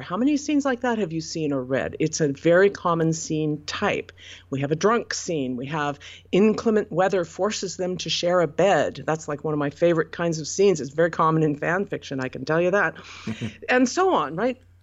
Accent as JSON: {"language": "English", "town": "Portland", "country": "United States", "tie": "born or raised there", "said": "Portland, which is my hometown and where I currently live"}